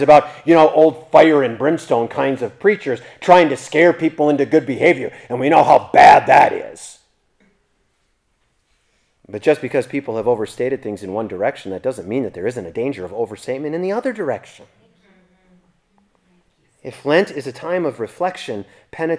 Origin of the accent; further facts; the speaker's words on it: United States; I'm an American citizen